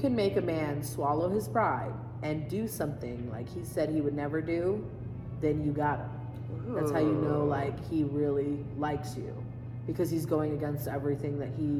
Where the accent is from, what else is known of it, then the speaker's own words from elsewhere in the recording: Japan; I grew up in Japan, on a military base. So it's like, I'm so used to being in a foreign country, being around foreign people.